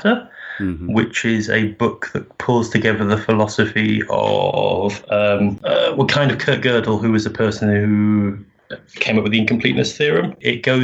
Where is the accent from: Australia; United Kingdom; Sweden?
United Kingdom; being wonderfully British and humble